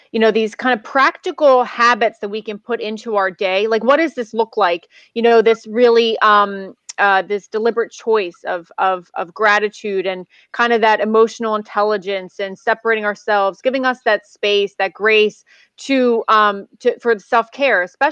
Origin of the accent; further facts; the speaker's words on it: United States; as an American